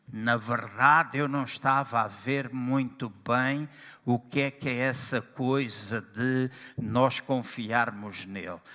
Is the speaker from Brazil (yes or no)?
no; Angola; also born or lived in Lisbon, Portugal / Aveiro, Portugal; now in Portugal; Eu nasci em Angola também e na minha terra, às oito da manhã, das oito às nove, era culto de oração